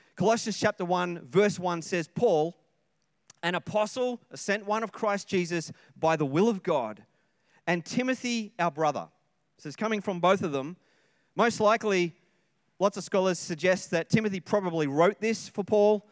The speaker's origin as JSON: {"language": "English", "town": "Sydney", "region": "New South Wales", "country": "Australia", "moved": "yes", "said": "I come from Sydney"}